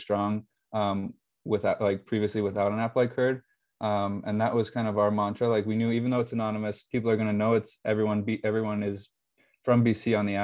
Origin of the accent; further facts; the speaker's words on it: Phoenix, Arizona, United States; moved away as an adult; now in Boston, United States; I'm from Phoenix, Arizona